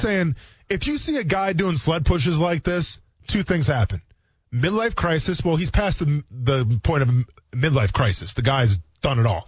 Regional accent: Wisconsin, United States; moved away; I'm from Wisconsin

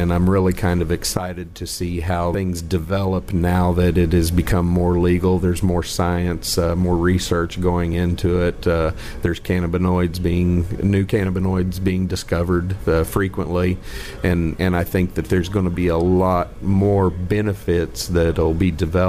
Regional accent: Pryor, Oklahoma, United States; From here in Pryor, Oklahoma.

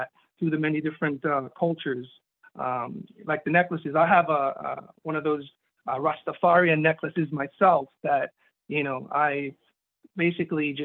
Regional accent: Florida, United States; also born or lived in Jamaica; I grew up here. I came over here when I was in 1981, when I was just 7 years old. So, I'm used to the American way

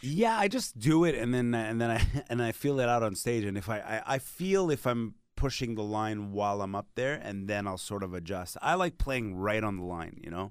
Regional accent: Montreal, Quebec, Canada; first language Hindi, Punjabi; English is a second language; I had to learn French because I'm from Montreal

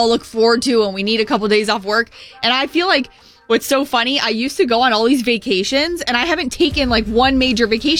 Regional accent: St. Petersburg, Florida, United States; I grew up in the St. Petersburg area, but still the West Coast

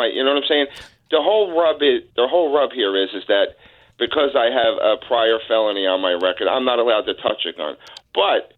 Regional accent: Newark, New Jersey, United States; I'm from Newark

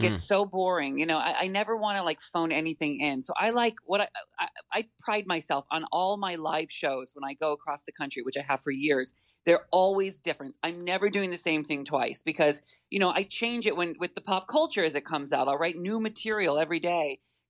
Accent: West Coast, United States; I come from the West Coast, right? Mm-hmm. So I'm so confused. I know nothing. And then, you know, I meet my husband and he lives here, and I come to Long Island.

